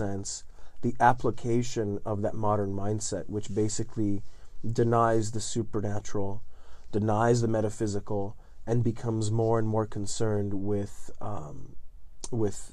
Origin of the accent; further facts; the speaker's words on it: Southern Italy, Italy; English is a second language; now in United States; I'm living in the south of Italy in a little town on top of a hill in the 80s